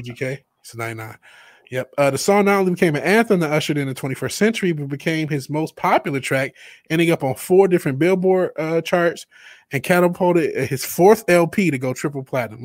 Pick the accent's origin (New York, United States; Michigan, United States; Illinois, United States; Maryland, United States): Michigan, United States; Detroit; I'm black and from Detroit